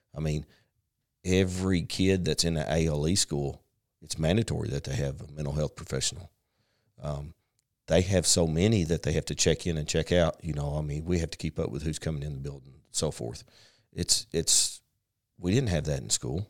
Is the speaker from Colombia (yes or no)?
no; Paragould, Arkansas, United States; born or raised there; also born or lived in San Diego, California